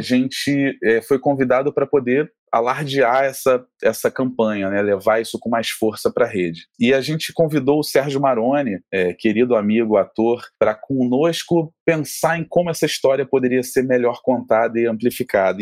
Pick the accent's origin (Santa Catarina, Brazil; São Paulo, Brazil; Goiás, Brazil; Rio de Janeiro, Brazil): Rio de Janeiro, Brazil; como boa carioca que somos